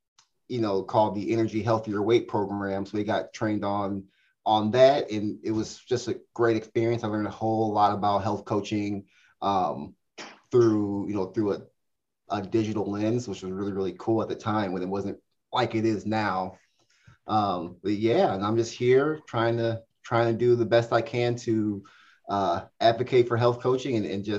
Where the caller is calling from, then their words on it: Des Moines, Iowa, United States; I'm in Des Moines, Iowa.